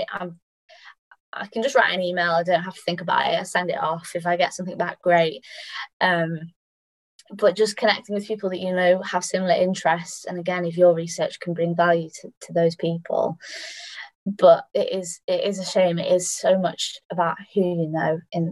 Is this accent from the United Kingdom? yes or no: yes; United Kingdom; as British researchers